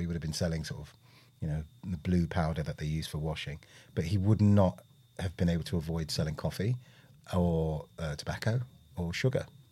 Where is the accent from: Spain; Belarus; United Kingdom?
United Kingdom; London; also born or lived in Willesden Green, London; born and bred in Britain, had the usual, hey, you know, where are you from? And you go, Park Royal